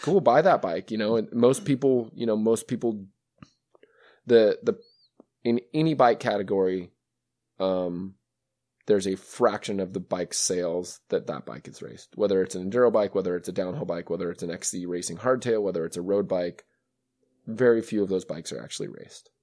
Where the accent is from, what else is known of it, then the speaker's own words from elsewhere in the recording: Western Montana, United States; I grew up in Western Montana